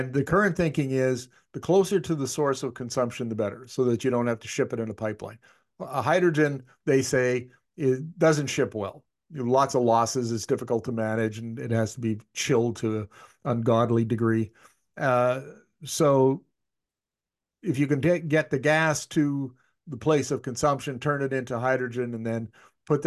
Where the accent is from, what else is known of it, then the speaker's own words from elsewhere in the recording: Northern Canada, Canada; I grew up in Canada's north, where we used to have minus 50 for months on end